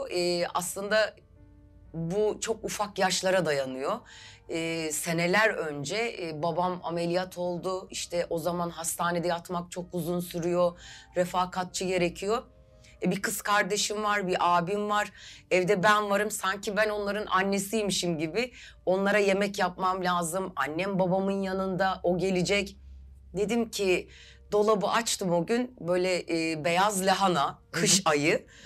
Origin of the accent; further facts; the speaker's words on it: Istanbul, Turkey; 1979 İstanbul doğumluyum.